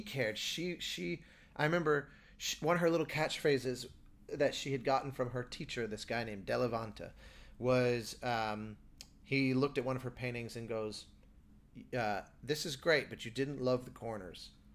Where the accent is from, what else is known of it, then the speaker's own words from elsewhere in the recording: United States; as an American